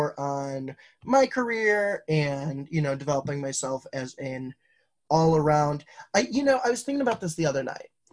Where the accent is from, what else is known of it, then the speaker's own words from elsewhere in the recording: Wisconsin, United States; moved away as an adult; also born or lived in Nebraska / China; now in Detroit, United States; I grew up in an incredibly conservative, some might say cult in Wisconsin